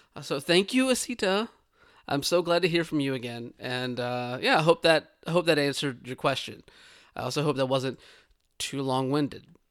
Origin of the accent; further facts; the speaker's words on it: the South, United States; where I grew up in the South